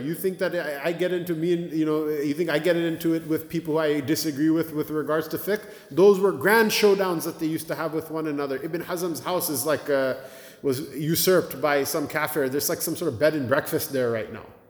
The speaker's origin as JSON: {"language": "English", "town": "Blaine", "region": "Washington", "country": "United States", "tie": "born or raised there", "moved": "yes", "lives_now": "Cleveland, United States", "said": "My hometown, Blaine, Washington, I can't believe it has a masjid. We grew up there"}